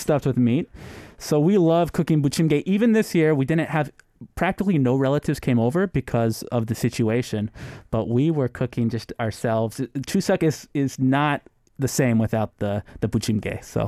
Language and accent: English; San Jose, California, United States; moved away as an adult; now in Korea; I'm from San Jose